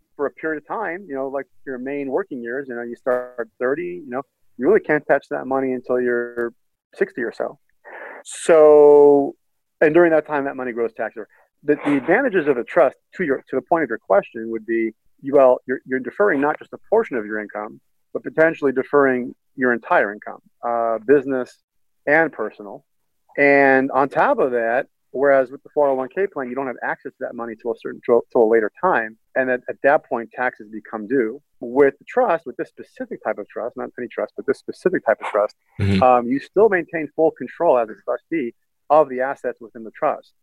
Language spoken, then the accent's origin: English; Boston, Massachusetts, United States; now in Chicago, United States; my hometown being Boston, not Chicago